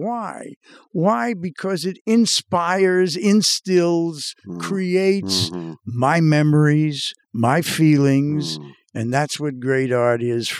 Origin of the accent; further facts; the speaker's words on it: Revere, Massachusetts, United States; And it happens that I grew up in Revere, Massachusetts.